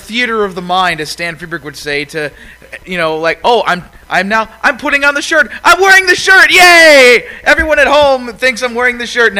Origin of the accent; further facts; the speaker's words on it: Lake Geneva, Wisconsin, United States; I am from Lake Geneva, Wisconsin.